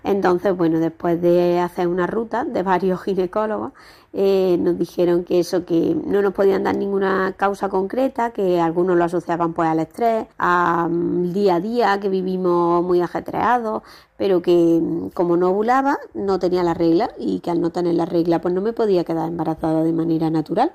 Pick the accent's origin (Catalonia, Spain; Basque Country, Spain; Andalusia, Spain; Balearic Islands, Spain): Andalusia, Spain; Córdoba; ahora mismo ya estamos viviendo en Córdoba, yo soy de Córdoba